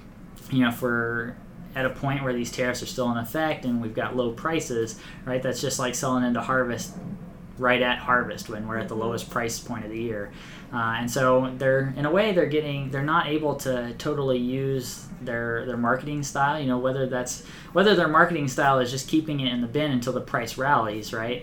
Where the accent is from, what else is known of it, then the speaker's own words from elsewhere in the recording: Kansas, United States; I'm from Kansas